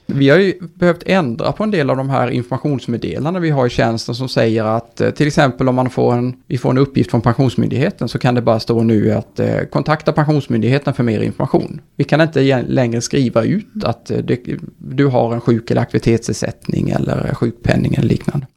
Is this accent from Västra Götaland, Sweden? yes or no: no; Karlskrona, Blekinge, Sweden; moved away as an adult; now in Stockholm, Sweden; jag är uh, inte från Stockholm, därav min vi. dialekt. Mm. Brukar jag få lite pika för. Men uh, från Karlskrona, flyttade upp här till Stockholm för uh, snart 17-18 år sedan på grund av studier